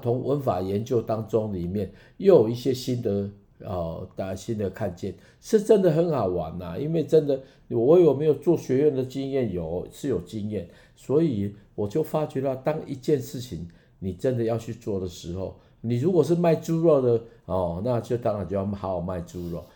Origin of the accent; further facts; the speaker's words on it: Taiwan; accent: Taiwanese Mandarin; 我台湾国语